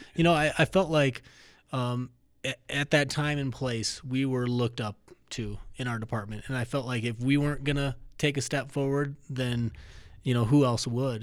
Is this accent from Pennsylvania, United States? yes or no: no; Minnesota, United States; now in Colorado, United States; I grew up in Minnesota